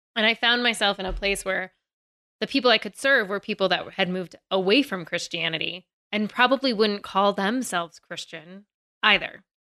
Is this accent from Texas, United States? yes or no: no; Virginia, United States; I'm from Virginia